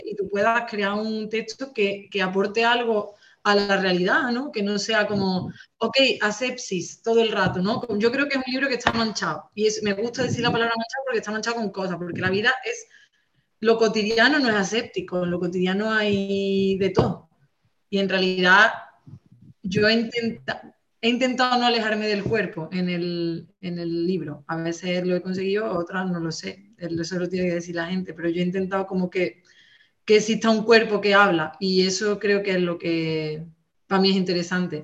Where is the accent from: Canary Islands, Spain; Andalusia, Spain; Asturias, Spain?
Andalusia, Spain; also born or lived in Catalonia; yo soy rubia, andaluza